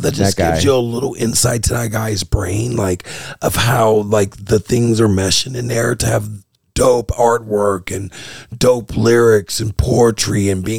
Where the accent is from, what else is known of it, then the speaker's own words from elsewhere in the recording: California, United States; We both got similar interests. We're both from the Bay.